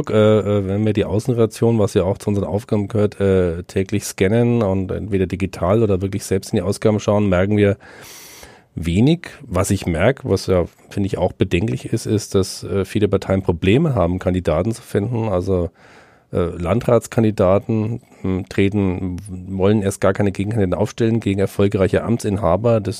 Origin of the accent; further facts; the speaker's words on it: Bavaria, Germany; Also ich weiß, wo ich herkomme aus der Fränkischen Schweiz, dürfte es wahrscheinlich am kühlsten sein